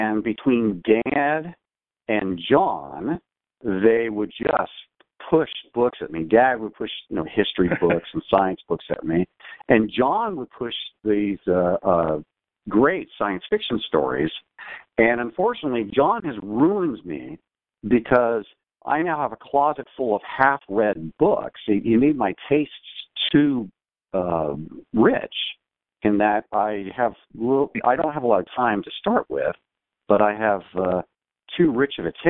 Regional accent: Los Angeles, California, United States; we grew up in San Fernando Valley, and I was born in 67

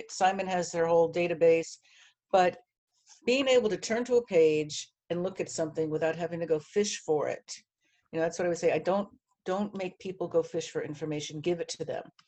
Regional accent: New Jersey, United States; also born or lived in Miami, Florida; now in New York, United States; I'm from New Jersey

